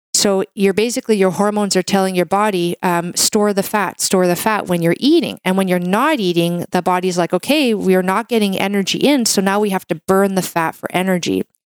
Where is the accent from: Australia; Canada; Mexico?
Canada; I'm a Canadian medical doctor